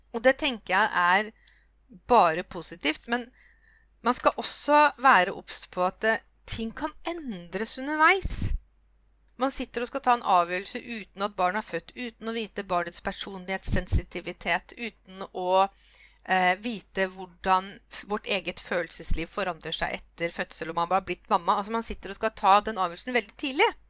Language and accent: Norwegian; Norway; jeg kom liksom fra Norge